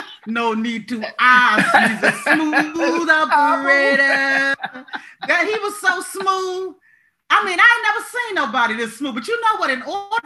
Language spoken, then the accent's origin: English; Maryland, United States; also born or lived in Los Angeles; I'm from Maryland